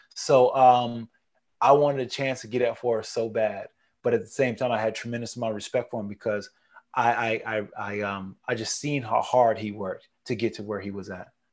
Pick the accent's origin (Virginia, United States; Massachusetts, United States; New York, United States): New York, United States; Niagara Falls; moved away; I'm a Niagara Falls boy, man. I'm from Niagara Falls, New York